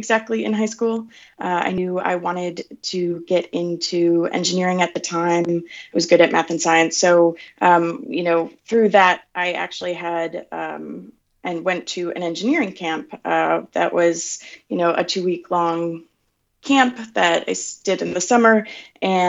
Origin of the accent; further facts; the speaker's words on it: Wisconsin, United States; moved away as an adult; now in San Francisco, United States; I grew up in Amaro, Wisconsin, a really small little town between Milwaukee and Green Bay.